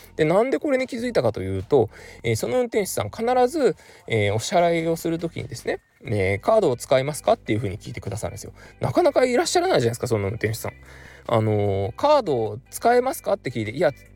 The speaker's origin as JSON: {"language": "Japanese", "town": "Kurume", "region": "Fukuoka", "country": "Japan", "tie": "born or raised there", "moved": "yes", "said": "僕の地元久留米にはですね"}